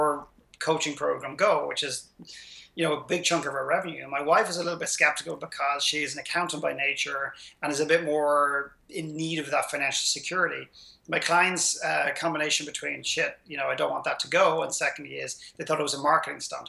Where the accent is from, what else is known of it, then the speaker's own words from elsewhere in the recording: Ireland; my modest background growing up in Ireland